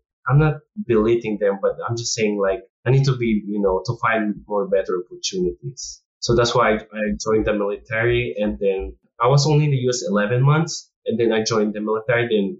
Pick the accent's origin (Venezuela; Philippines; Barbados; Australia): Philippines; now in United States; And we came from Philippines too. Like, we see our, like, how our Philippine military trains.